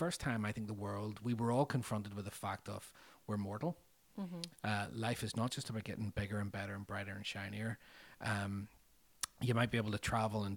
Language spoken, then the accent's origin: English; Northern Ireland, United Kingdom; growing up in Northern Ireland over 30 years, we did experience different levels of danger